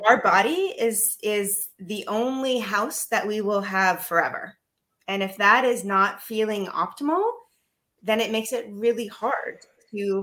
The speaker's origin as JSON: {"language": "English", "country": "United States", "moved": "as an adult", "lives_now": "Netherlands", "said": "I'm American. Uh, that's living abroad, so also kind of an expat"}